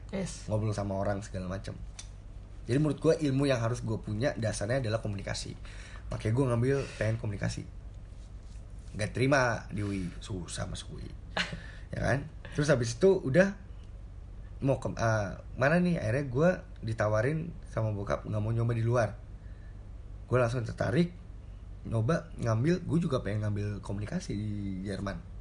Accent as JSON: {"language": "Indonesian", "country": "Indonesia", "tie": "born or raised there", "also_born_or_lived": "Jakarta", "moved": "as an adult", "lives_now": "Germany", "said": "gue lahir di Indonesia"}